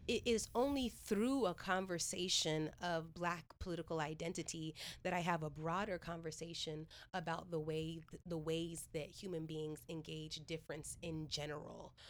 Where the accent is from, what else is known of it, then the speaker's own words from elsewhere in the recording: Stockton, California, United States; also born or lived in Washington, D.C.; I was born in D.C., raised in Stockton